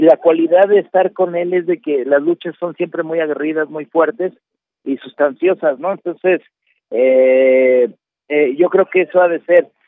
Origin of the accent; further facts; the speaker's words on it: Mexico; como mexicanos